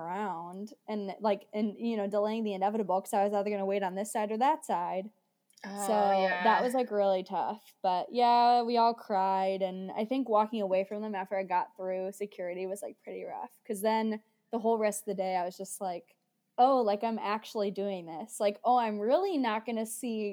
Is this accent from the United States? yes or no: yes; United States; moved away as an adult; I'm American